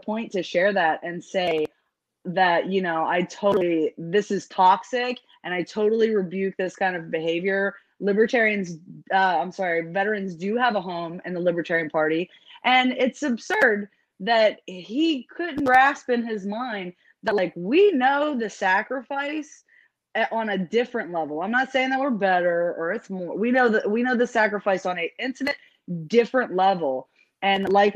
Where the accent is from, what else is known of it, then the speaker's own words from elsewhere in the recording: Pittsburgh, Pennsylvania, United States; moved away as an adult; now in Louisiana, United States; I'm from Pittsburgh, so it's rough